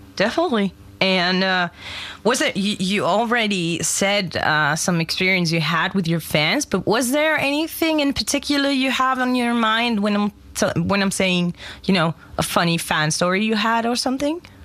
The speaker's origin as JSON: {"language": "English", "country": "Germany", "tie": "born or raised there", "second_language": "English", "said": "I'm born and raised in Germany"}